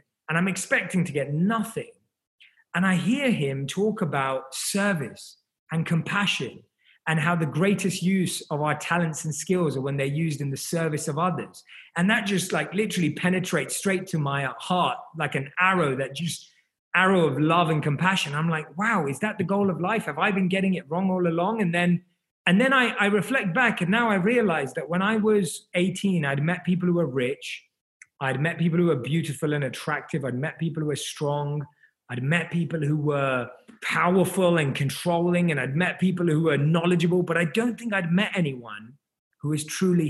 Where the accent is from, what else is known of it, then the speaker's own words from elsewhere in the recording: London, United Kingdom; moved away as an adult; now in Los Angeles, United States; I was born and raised in London, and I grew up in London.